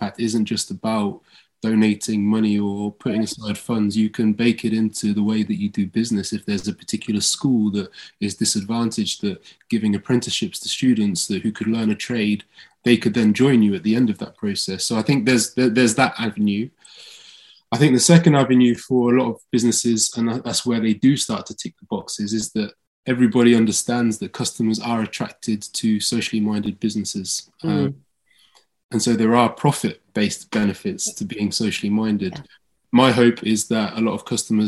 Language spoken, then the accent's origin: English; Northampton, East Midlands, United Kingdom; also born or lived in Oxford; growing up in Northampton, going to my local school